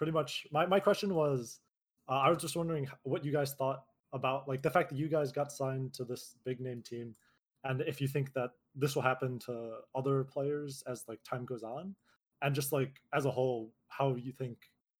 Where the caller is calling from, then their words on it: Illinois, United States; Hi, I'm …. I'm from Illinois.